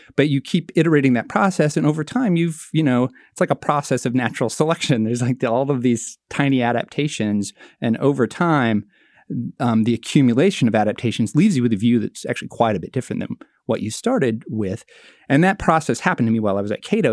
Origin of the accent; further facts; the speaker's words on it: Marshalltown, Iowa, United States; my hometown, Marshalltown, Iowa